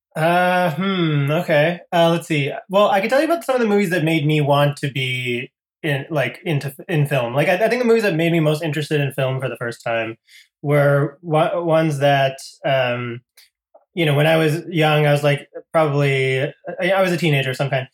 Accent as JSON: {"language": "English", "region": "Connecticut", "country": "United States", "tie": "born or raised there", "also_born_or_lived": "Boston, Massachusetts", "moved": "as an adult", "said": "I grew up in Connecticut, which is uh, pretty close to there."}